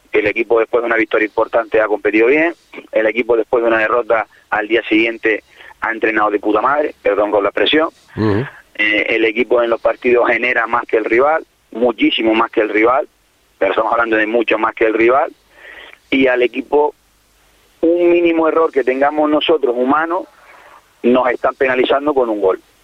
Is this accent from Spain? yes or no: yes; El Cotillo, Canary Islands, Spain; mi pueblo, en mi casa